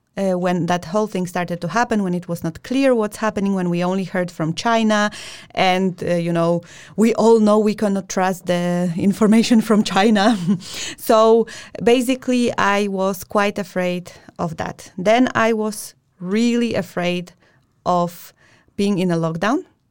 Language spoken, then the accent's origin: English; Poland; we come from Poland